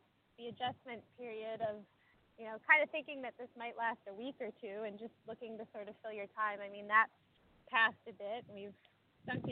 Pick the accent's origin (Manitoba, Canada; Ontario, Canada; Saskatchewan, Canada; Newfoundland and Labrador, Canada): Saskatchewan, Canada; Regina; I grew up in a town called Regina.